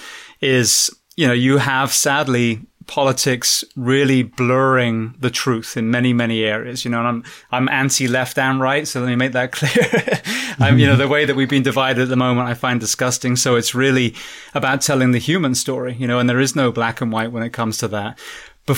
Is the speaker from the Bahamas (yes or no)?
no; England, United Kingdom; moved away; also born or lived in New York City; I'm from England